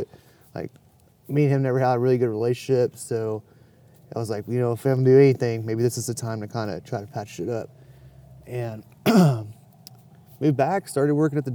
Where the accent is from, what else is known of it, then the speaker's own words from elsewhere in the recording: Dallas, Texas, United States; also born or lived in Phoenix, Arizona; I grew up in West Dallas